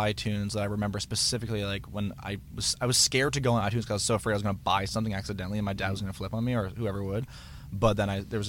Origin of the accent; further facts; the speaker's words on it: Toronto, Ontario, Canada; Toronto, Ontario.